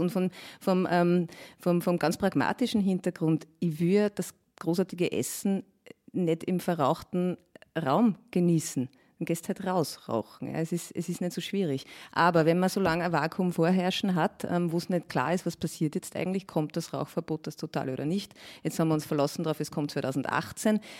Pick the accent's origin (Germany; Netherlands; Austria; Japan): Austria; Mühlviertel, Upper Austria; now in Vienna, Austria; Ich stamme ja ursprünglich aus Oberösterreich, ähm, aus einem kleinen Ort im Müllviertel